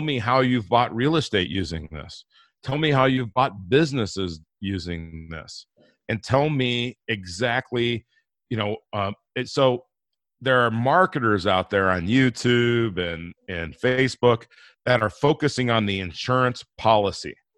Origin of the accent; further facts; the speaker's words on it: Inglewood, California, United States; moved away; also born or lived in Denver, Colorado; I grew up in Inglewood, California